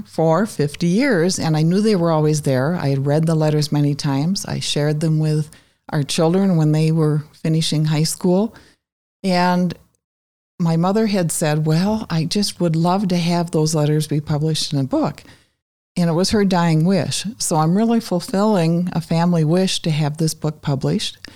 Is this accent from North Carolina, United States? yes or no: no; Wausau, Wisconsin, United States; now in Green Bay, United States; I grew up in Wausau